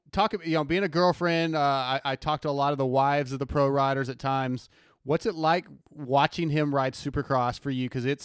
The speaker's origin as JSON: {"language": "English", "town": "San Diego", "region": "California", "country": "United States", "tie": "born or raised there", "also_born_or_lived": "Barstow, California", "moved": "yes", "lives_now": "Texas, United States", "said": "I was born in San Diego"}